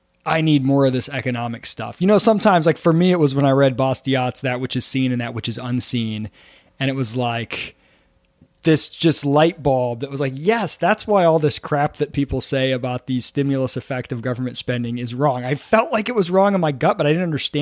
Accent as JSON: {"language": "English", "region": "Michigan", "country": "United States", "said": "I'm from Michigan"}